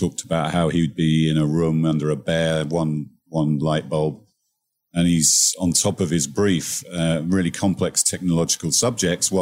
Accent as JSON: {"language": "English", "country": "United Kingdom", "moved": "yes", "said": "about my home country"}